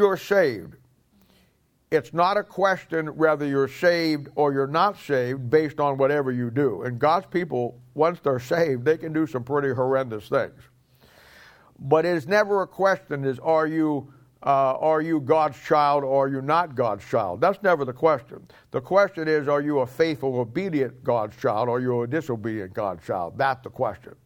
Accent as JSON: {"language": "English", "country": "United States", "tie": "born or raised there", "said": "I'm an American by birth"}